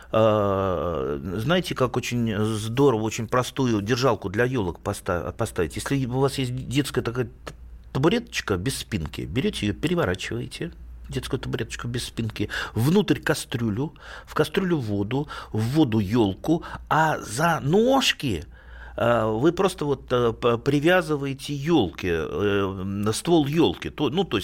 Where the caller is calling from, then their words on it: Vladimir, Vladimir Oblast, Russia; Из Владимира.